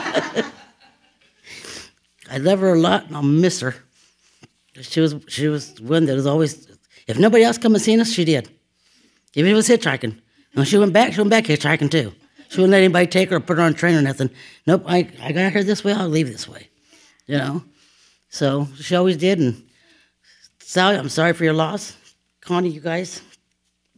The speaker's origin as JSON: {"language": "English", "town": "Dodge City", "region": "Kansas", "country": "United States", "said": "I'm from Dodge City, Kansas"}